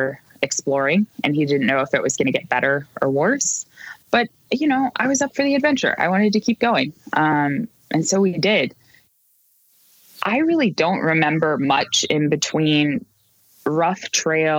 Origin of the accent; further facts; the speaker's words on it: California, United States; moved away; I am from California originally